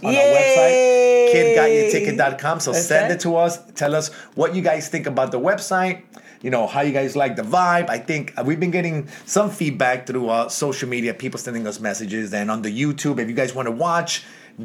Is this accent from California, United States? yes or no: no; New York City, New York, United States; Kensington, New York, my hometown.